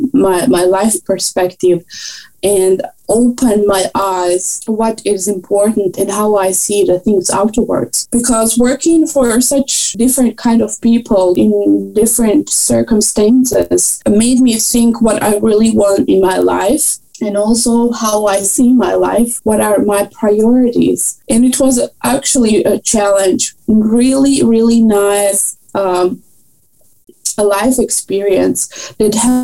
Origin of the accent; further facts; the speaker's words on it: Croatia; moved away as an adult; also born or lived in Austria; I did my bachelor in Croatia, and I'm coming from Croatia